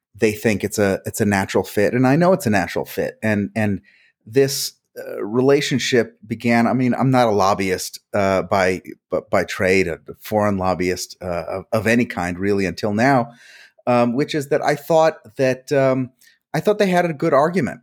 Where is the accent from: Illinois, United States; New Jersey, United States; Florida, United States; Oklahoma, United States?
New Jersey, United States; first language Hungarian; English is a second language; I was born in New Jersey